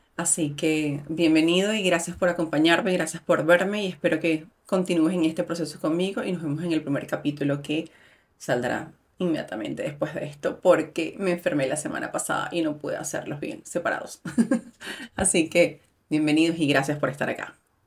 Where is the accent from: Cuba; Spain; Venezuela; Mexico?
Venezuela; moved away; soy mujer, migrante, venezolana